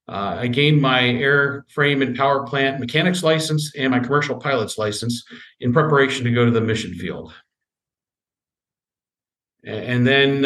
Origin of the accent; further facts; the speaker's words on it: Southeast Pennsylvania, United States; moved away as an adult; also born or lived in Spokane, Washington / Kenai Peninsula, Alaska; I grew up in Southeast Pennsylvania to a Christian family.